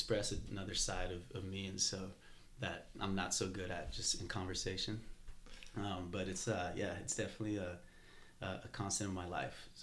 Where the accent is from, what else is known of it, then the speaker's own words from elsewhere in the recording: El Paso, Texas, United States; moved away as an adult; also born or lived in New Mexico; now in Austin, United States; I grew up in El Paso, Texas